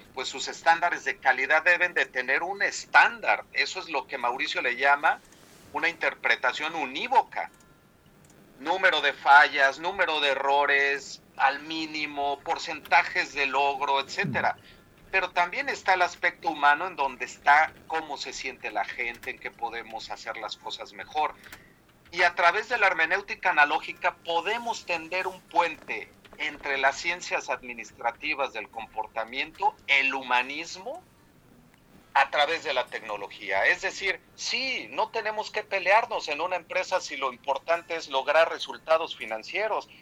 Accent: Mexico; moved away as an adult; now in Germany; soy mexicano, efectivamente egresado de la Iberoamericana

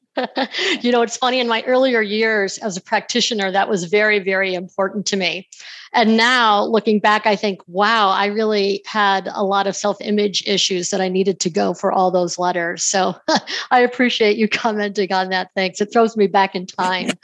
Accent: New York, United States; moved away as an adult; also born or lived in Denver / Salt Lake City; I grew up in New York and moved out to Denver to go to law school

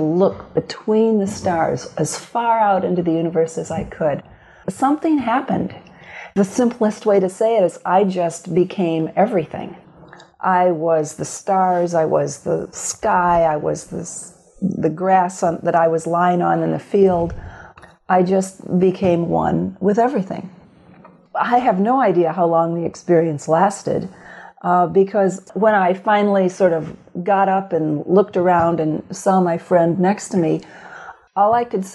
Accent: Grand Rapids, Michigan, United States; now in Fairfield, United States; Born and raised in Grand Rapids, Michigan

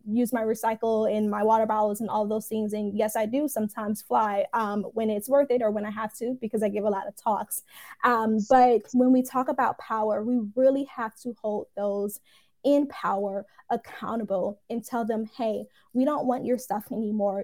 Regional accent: Detroit, Michigan, United States; now in Atlanta, United States; I'm here in Atlanta, but I'm originally from Detroit

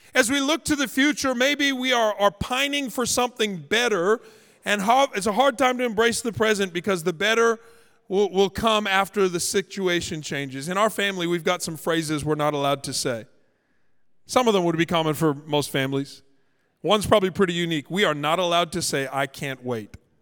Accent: Canada; now in Los Angeles, United States; I'm Canadian

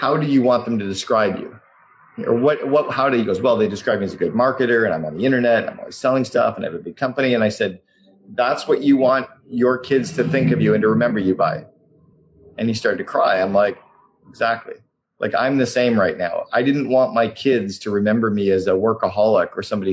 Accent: Canada; now in Vancouver, Canada; I'm Canadian

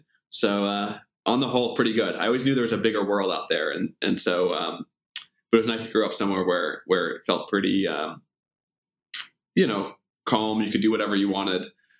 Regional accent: Omaha, Nebraska, United States; Omaha's a great place to grow up.

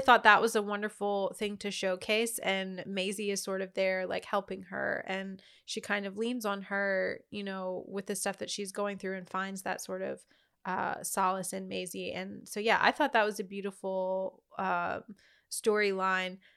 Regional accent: Louisiana, United States; I'm from Louisiana

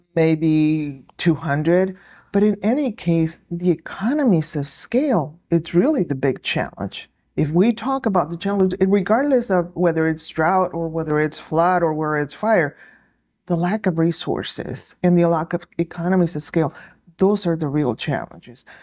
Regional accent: New Mexico, United States; I am from New Mexico

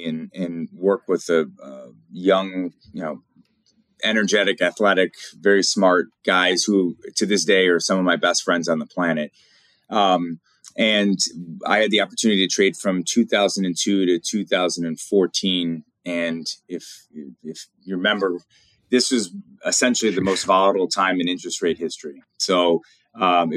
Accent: Chesterland, Ohio, United States; born and raised in Northeast Ohio. I grew up in a small town called Chesterland, Ohio

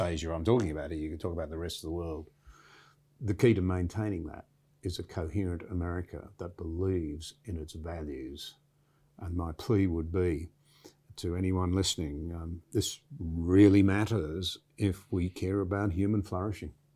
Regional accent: Australia; I'm a very proud Australian

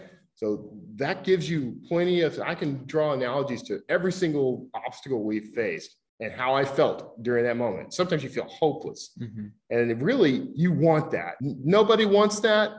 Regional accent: Gulf Coast, United States; moved away; I grew up on the Gulf Coast, hurricanes, floods, tornadoes.

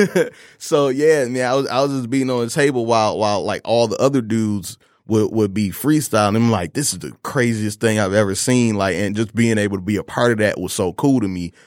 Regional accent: Detroit, Michigan, United States; Detroit, Michigan, born and raised, uh, in an area, uh, Joy Row and Southfield

